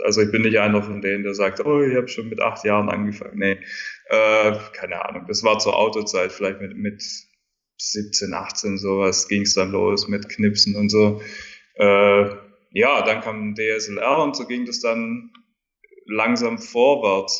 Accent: rural southern Germany, Germany; moved away as an adult; also born or lived in Dubai; weil ich bin ja auf dem Land aufgewachsen in Deutschland. Äh, schöne Landschaften überall in Süddeutschland um mich rum, Bayern

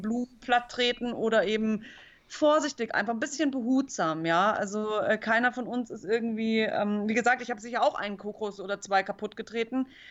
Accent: Munich, Bavaria, Germany; also born or lived in Chiemsee; ich bin in München zur Schule gegangen, aber meine Eltern hatten immer so ein Wochenendhaus hier am Chiemsee

